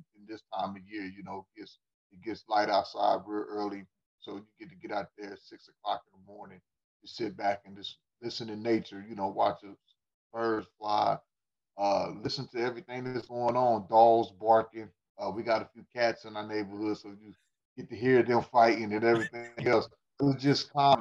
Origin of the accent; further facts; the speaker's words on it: Sedalia, Missouri, United States; I'm originally from Sedalia, Missouri